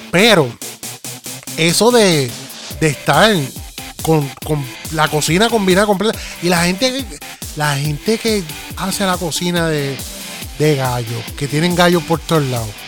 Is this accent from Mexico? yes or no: no; Puerto Rico; Eh, yo soy boricua para que tú lo sepas.